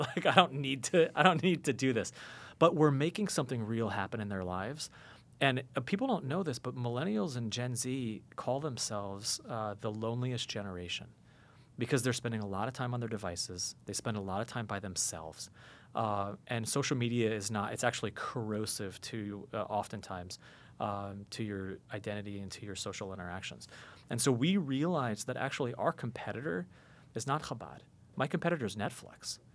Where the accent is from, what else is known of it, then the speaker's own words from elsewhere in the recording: United States; the evangelicals that I grew up with in America